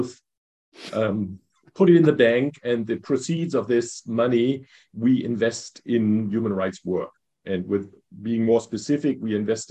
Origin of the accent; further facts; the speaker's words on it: North Rhine-Westphalia, Germany; moved away as an adult; also born or lived in Hanover; now in Berlin, Germany; I was brought up in Westphalia